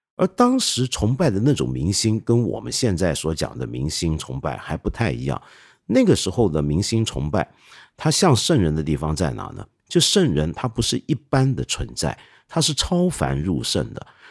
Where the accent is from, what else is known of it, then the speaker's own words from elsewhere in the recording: China; 不像我们中国人这么努力